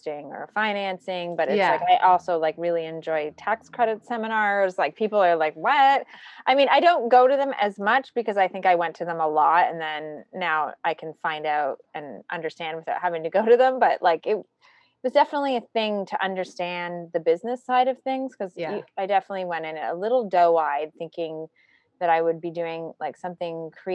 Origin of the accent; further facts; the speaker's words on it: Toronto, Ontario, Canada; moved away; I'm actually Canadian, so I grew up in a suburb of Toronto and then lived in Toronto as an adult.